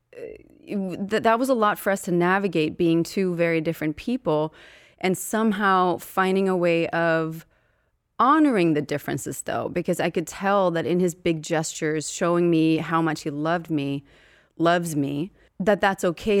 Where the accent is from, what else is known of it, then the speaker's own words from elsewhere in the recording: Uppsala, Uppsala County, Sweden; moved away as an adult; now in United States; I'm from Sweden